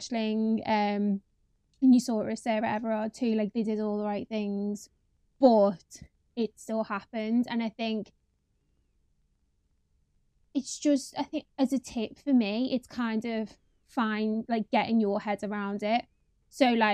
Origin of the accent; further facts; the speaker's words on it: Liverpool, North West England, United Kingdom; moved away as an adult; now in London, United Kingdom; the area I'm in now isn't dissimilar to the one I grew up in Liverpool